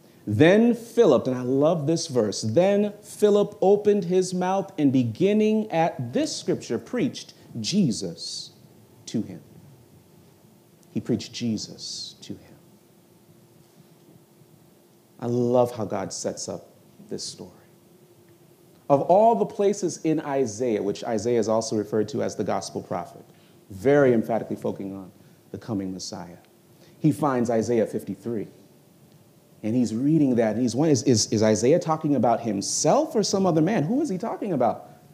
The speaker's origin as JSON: {"language": "English", "region": "New York", "country": "United States", "tie": "born there", "said": "I am from Jamaican descent, though I was born in New York."}